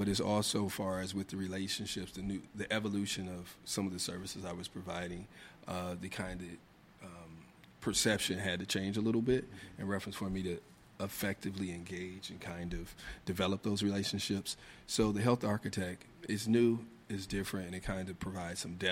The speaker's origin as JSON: {"language": "English", "region": "Indiana", "country": "United States", "moved": "as an adult", "lives_now": "Washington, D.C., United States", "said": "I'm originally from Indiana."}